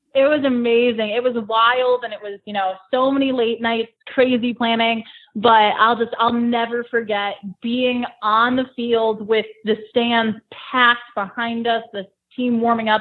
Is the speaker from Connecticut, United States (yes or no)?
yes; South Windsor, Connecticut, United States; moved away as an adult; also born or lived in Ithaca, New York / Elmira, New York; now in Buffalo, United States; I'm from a town called South Windsor, Connecticut